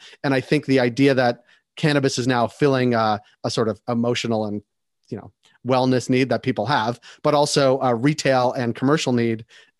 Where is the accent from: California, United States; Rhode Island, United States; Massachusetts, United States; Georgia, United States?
Massachusetts, United States; I'm from Massachusetts